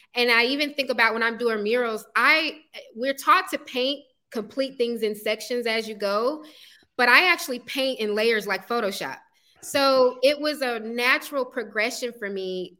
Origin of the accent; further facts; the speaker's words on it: East Point, Georgia, United States; also born or lived in College Park, Georgia; I own a brick and mortar art studio in the neighborhood where I grew up, East Point